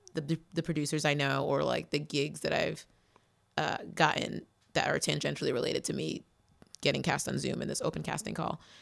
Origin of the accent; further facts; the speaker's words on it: New Bedford, Massachusetts, United States; In New Bedford, Massachusetts.